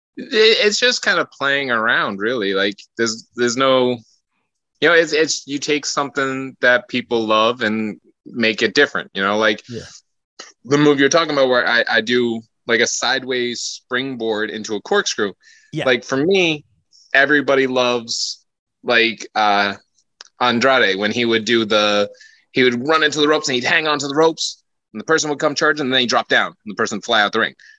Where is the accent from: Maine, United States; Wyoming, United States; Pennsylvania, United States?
Maine, United States; moved away; I'm from Maine originally